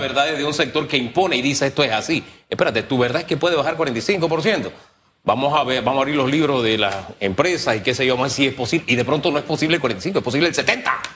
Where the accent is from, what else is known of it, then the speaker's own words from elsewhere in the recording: Panama; yo soy panameño